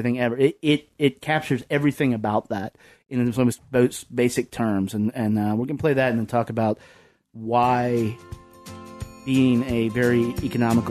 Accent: the South, United States; I'm from the South

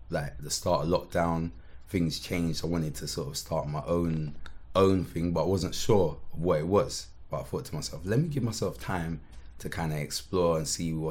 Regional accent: Croydon, London, United Kingdom

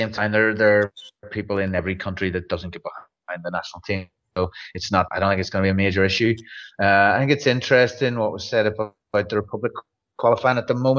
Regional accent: Northern Ireland, United Kingdom

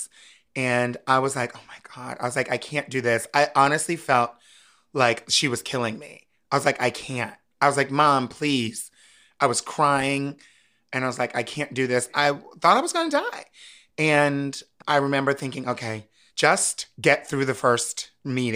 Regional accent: Wilmington, Delaware, United States; moved away as an adult; also born or lived in Harrisburg, Pennsylvania; now in New York City, United States; I grew up in Wilmington, Delaware, which is not that far from it

